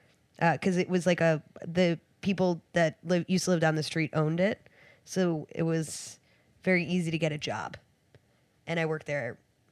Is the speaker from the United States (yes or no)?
yes; Florida, United States; moved away; because I'm from Florida